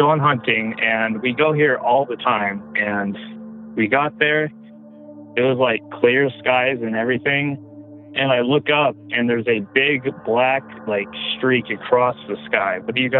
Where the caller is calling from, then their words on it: Colorado, United States; I'm calling from Colorado.